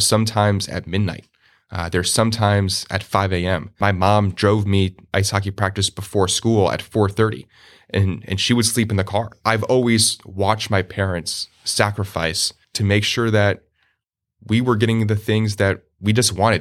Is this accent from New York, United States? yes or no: no; Randolph, New Jersey, United States; moved away as an adult; also born or lived in Arizona; grew up in a small in in New Jersey, a town called Randolph, New Jersey, dead center of North New Jersey.